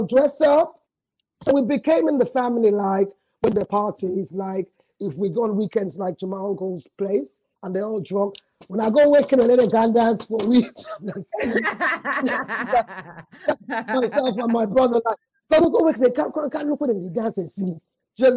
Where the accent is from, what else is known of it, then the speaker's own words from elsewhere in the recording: Sierra Leone; also born or lived in London; went back to Sierra Leone when we were three